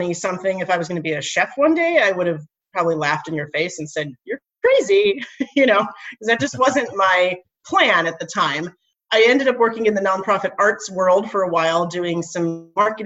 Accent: Nebraska, United States; moved away; I grew up in Nebraska and my dad was a farmer

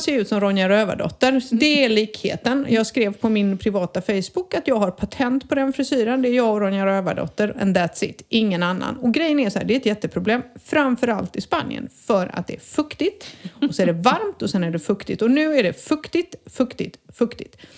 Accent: Sweden; moved away as an adult; now in Spain; som svensk

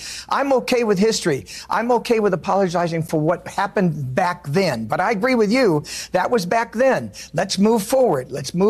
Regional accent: California, United States; also born or lived in Nevada; now in the South, United States; I was born in California, spent 20 years in Nevada. I live in the South now.

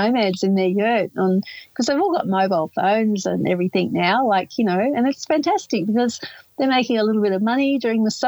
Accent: Outback, Australia; also born or lived in Northern Territory; now in Yarra Ranges, Australia; I grew up in Outback Australia

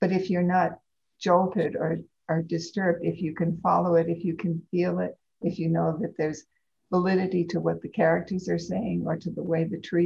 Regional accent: East Coast, United States; moved away as an adult; also born or lived in California / Pennsylvania; now in Ashland, United States; I was born and raised on the East Coast

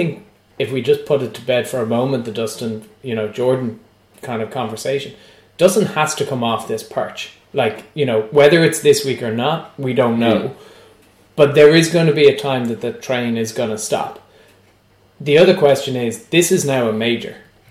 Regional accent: Ireland; as an Irish perspective

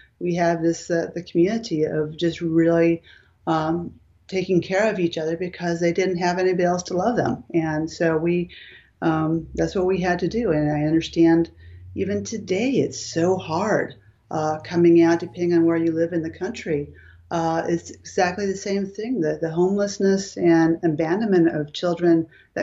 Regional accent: Los Angeles, California, United States; I was born and raised in Southern California

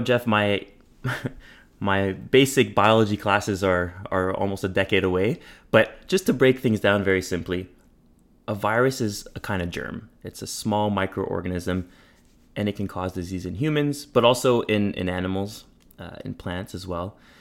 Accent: Montreal, Quebec, Canada; moved away as an adult; now in Toronto, Canada; I grew up in Montreal, uh, in a bilingual setting.

